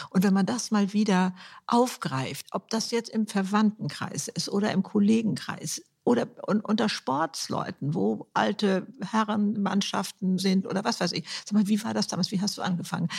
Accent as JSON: {"language": "German", "country": "Germany", "said": "Bei uns in Deutschland"}